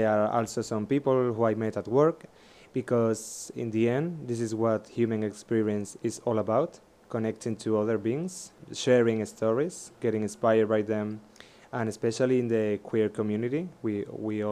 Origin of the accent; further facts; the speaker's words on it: Seville, Andalusia, Spain; moved away; I was born in Sevilla with all this, Catholic culture around me